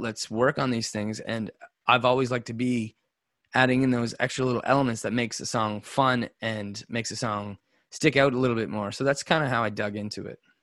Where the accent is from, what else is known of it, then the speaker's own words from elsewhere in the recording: Nova Scotia, Canada; also born or lived in Alberta; We're guys from Nova Scotia, small place